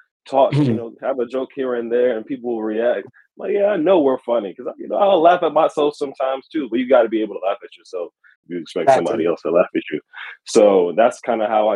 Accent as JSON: {"language": "English", "region": "Virginia", "country": "United States", "said": "I'm not from Oregon. I'm actually on the other side of the country in Virginia"}